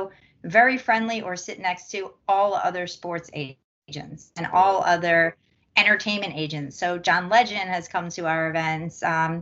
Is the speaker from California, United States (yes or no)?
no; Philadelphia, Pennsylvania, United States; I'm from Philadelphia